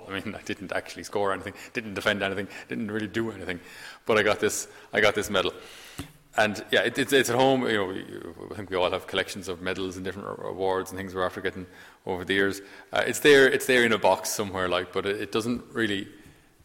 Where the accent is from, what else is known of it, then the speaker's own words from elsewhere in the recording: Tipperary, Ireland; I'm from Tipperary, County Tipperary